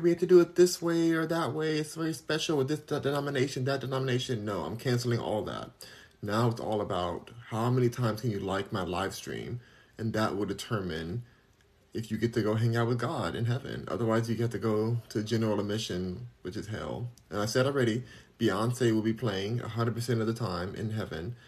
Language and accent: English; Los Angeles, California, United States; where are you from? Los Angeles